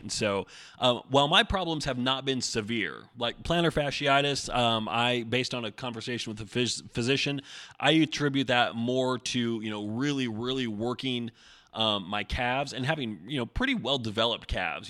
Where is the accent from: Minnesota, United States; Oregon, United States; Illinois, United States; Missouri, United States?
Oregon, United States; I grew up in Oregon